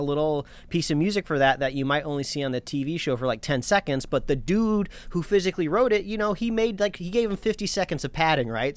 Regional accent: Indiana, United States; also born or lived in Los Angeles County, California; now in Los Angeles, United States; I grew up in Indiana where fireworks were legal, but I was right across the border from Michigan

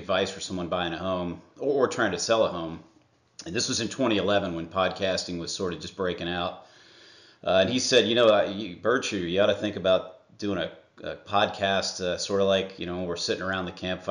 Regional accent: Atlanta, Georgia, United States; also born or lived in Ohio; I am from Atlanta, Georgia.

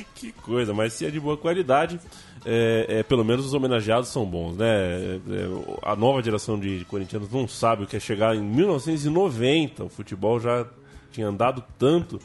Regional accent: São Paulo, Brazil; somos paulistanos

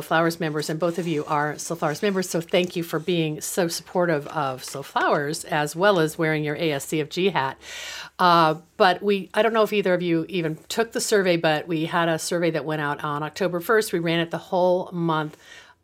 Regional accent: West Coast, United States; I was from the West Coast

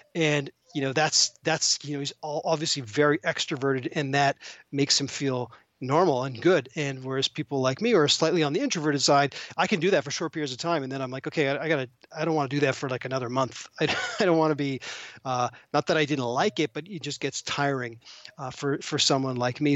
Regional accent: Toronto, Ontario, Canada; moved away; I'm actually originally from Toronto

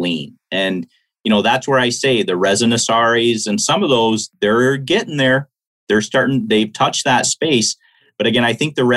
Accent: Michigan, United States; I'm a Michigander. That's my home state

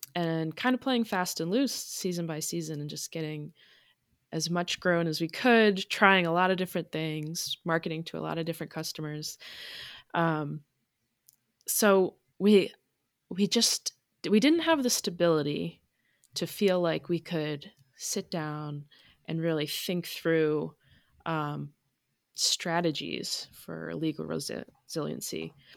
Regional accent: Vermont, United States; moved away as an adult; also born or lived in Maine / Massachusetts / Connecticut; now in Unity, Maine, United States; I grew up born in Maine, raised in Vermont, went to college in Massachusetts, lived in Connecticut for a bit. Um, so I just consider myself a New Englander

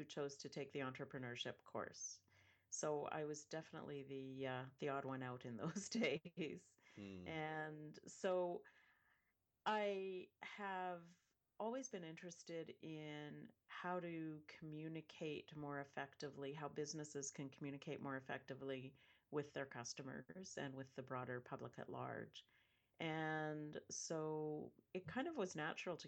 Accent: Western Canada, Canada; I grew up in Western Canada, Northwest, so I'm used to very cold weather.

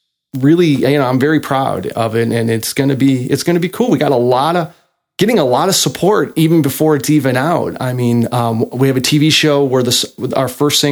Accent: Chicago, Illinois, United States; moved away; also born or lived in Meridian, Mississippi; I was born and raised in Chicago

